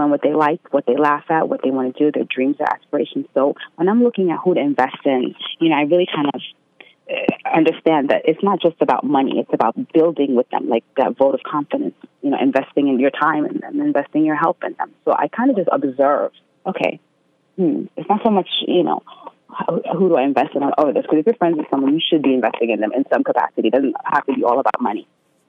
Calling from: Queens, New York, United States; I'm from Queens.

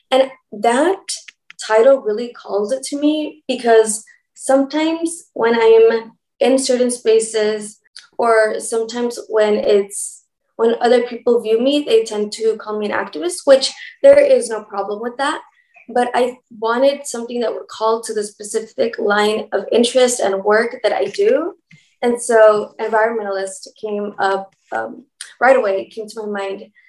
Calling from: Los Angeles, California, United States; I am tuning in from Los Angeles, better known as Tongva Territory.

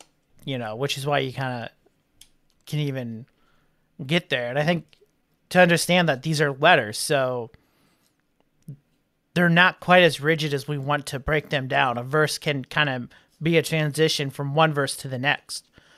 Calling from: Louisville, Kentucky, United States; I'm watching from Louisville, Kentucky.

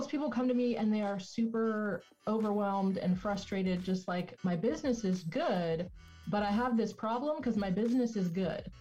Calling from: Tulsa, Oklahoma, United States; So I am in uh, right near Tulsa, Oklahoma, in the United States.

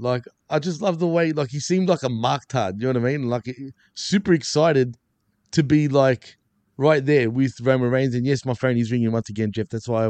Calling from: Montreal, Quebec, Canada; you can see I'm coming live from Montreal as we speak.

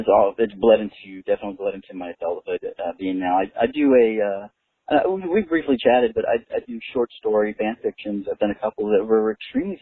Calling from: Austin, Texas, United States; I'm calling from Austin, Texas

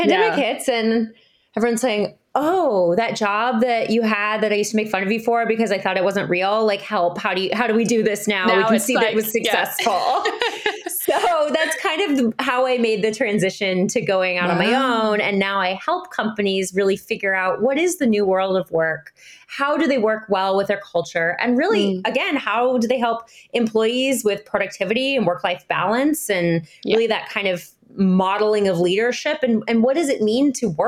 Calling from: Encinitas, California, United States; Yeah, so I'm joining you from Encinitas, California. It's part of North County, San Diego. Southern California.

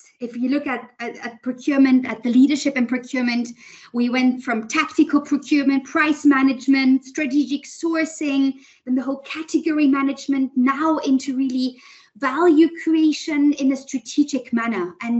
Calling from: Berlin, Germany; also born or lived in United States / Switzerland / London / China; Actually, from Berlin at the moment.

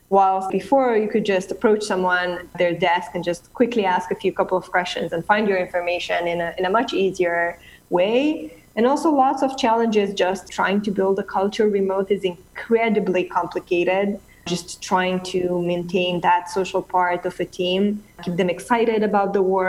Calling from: Romania; I'm actually calling from Romania, Eastern Europe, very, very far away.

